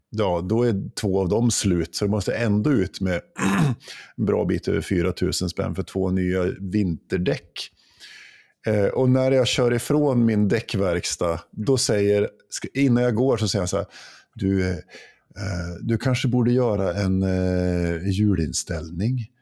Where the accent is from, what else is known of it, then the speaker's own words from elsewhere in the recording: Jämtland, Sweden; moved away; När jag var hemma i Jämtland